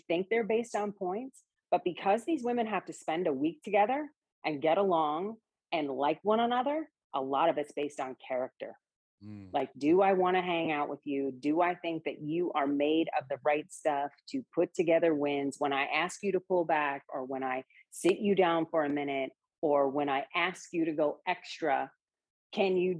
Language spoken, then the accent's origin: English; Seattle, Washington, United States; I'm from the Seattle area